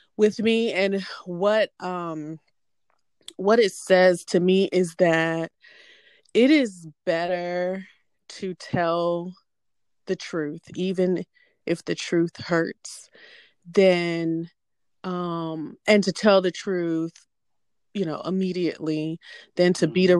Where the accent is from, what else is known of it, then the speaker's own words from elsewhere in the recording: Hampton, Virginia, United States; now in Atlanta, United States; I am originally from Hampton, Virginia, but currently I live in the Atlanta metro area